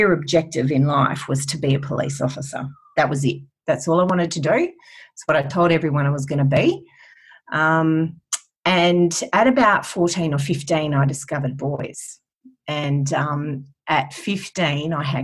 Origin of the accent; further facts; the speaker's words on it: Western Australia, Australia; I'm a WA girl, born and bred